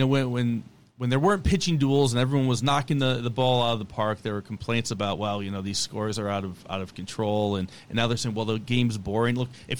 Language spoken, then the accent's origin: English; Westfield, Massachusetts, United States; Westfield. Westfield, Massachusetts.